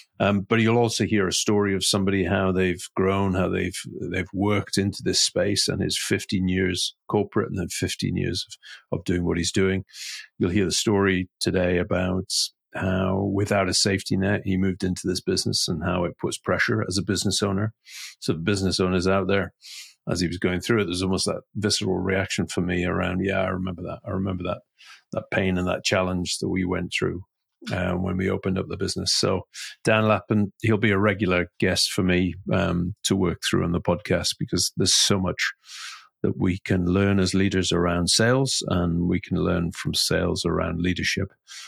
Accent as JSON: {"language": "English", "town": "Newcastle", "region": "North East England", "country": "United Kingdom", "tie": "born or raised there", "accent": "posh Geordie", "said": "England, where I was brought up. But I was always described as a posh Geordie because I didn't sound like I came from Newcastle."}